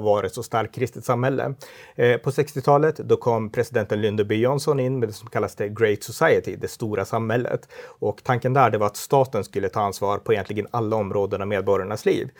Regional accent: Örnsköldsvik, Västernorrland County, Sweden; also born or lived in Umeå; jag kommer från Örnsköldsvik, eh, mm. en stad i Norrland och eh, jag har pingströrelsebakgrund, uppväxt i pingstkyrkan där

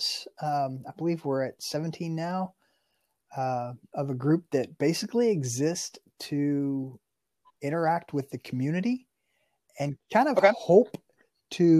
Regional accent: Kentucky, United States; I'm from Kentucky and basketball is a state religion here

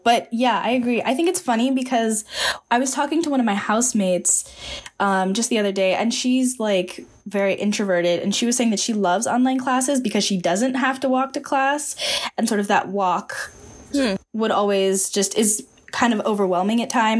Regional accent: Bay Area, California, United States; I loved growing up in the Bay Area, because you just have so much nature around you.

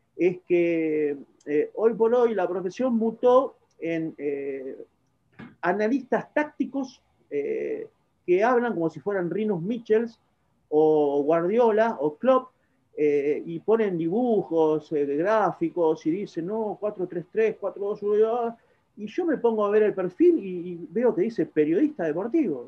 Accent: Argentina; Soy argentino y de repente trabajé muchos años de periodista

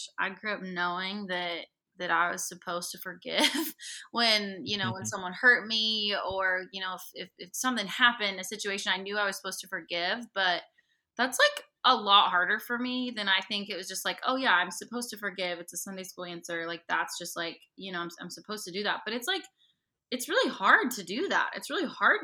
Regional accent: the Northwest, Pacific Northwest, United States; I'm from the Northwest, and I grew up on a farm with horses

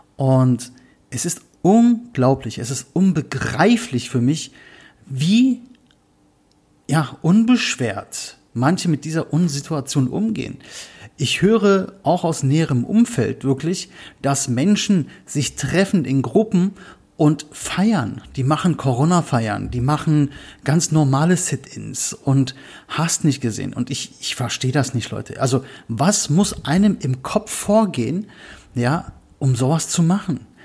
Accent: Berlin, Germany; ich komme aus Berlin

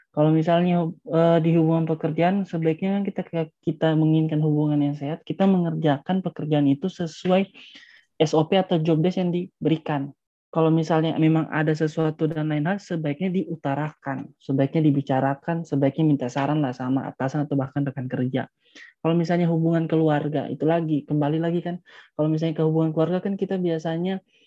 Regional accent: Palu, Central Sulawesi, Indonesia; saya asalnya dari Palu

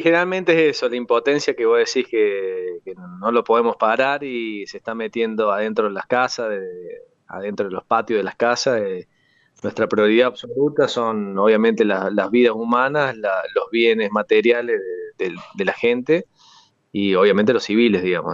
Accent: La Falda, Córdoba, Argentina; also born or lived in Huerta Grande; Yo nací acá en La Falda, en Punilla

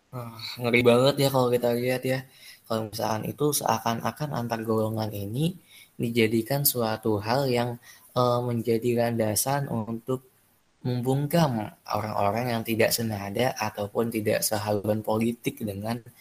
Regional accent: Minangkabau, West Sumatra, Indonesia; suku aku tuh sukunya suku Minang

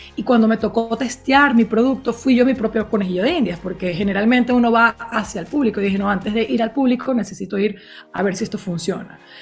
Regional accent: Venezuela; soy de Venezuela

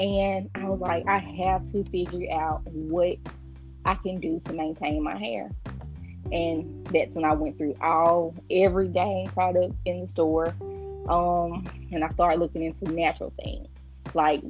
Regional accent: the South, United States; I'm from the South

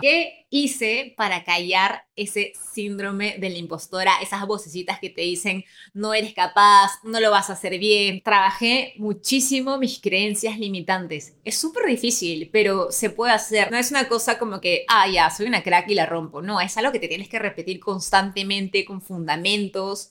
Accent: Lima, Peru; moved away as an adult; also born or lived in Milan, Italy; Nací en Lima, Perú, en el distrito de San Isidro

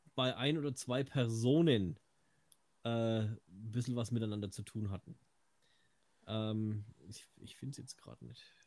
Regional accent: Franconia, Bavaria, Germany; Außerdem bin ich Franke

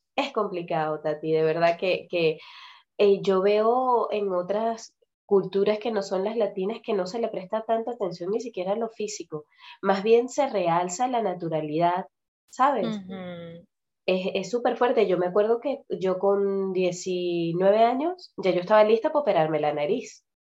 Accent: Venezuela; moved away as an adult; tal vez si yo me hubiese quedado viviendo en Venezuela, yo salí de Venezuela a los 21

